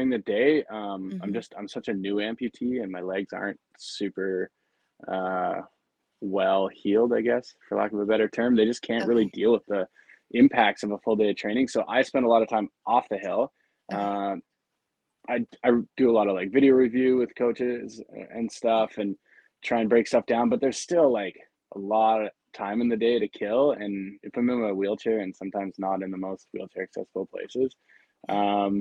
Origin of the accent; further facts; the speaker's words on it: Calgary, Alberta, Canada; I grew up in Calgary